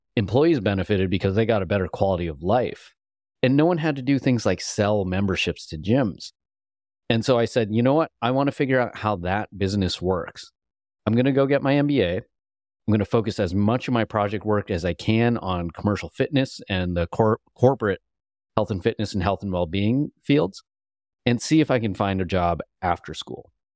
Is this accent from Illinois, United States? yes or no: yes; Illinois, United States; moved away as an adult; also born or lived in California; growing up in Illinois